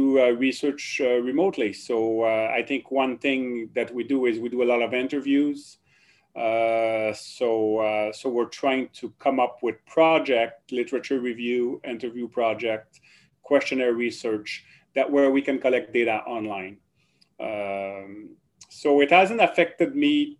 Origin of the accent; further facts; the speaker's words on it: Drummondville, Quebec, Canada; accent: French; first language French; English is a second language; moved away as an adult; also born or lived in Ottawa; now in Kingston, Canada; I was born in Quebec, the province of Quebec. And so I grew up speaking French, and I did everything in French in Quebec